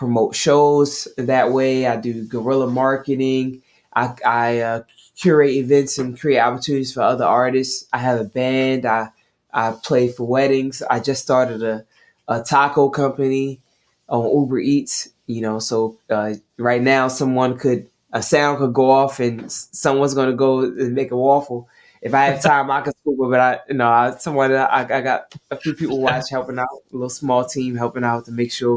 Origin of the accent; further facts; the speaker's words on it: Maryland, United States; also born or lived in Atlanta, Georgia; now in New York City, United States; I was born in Maryland, so I'm originally from Maryland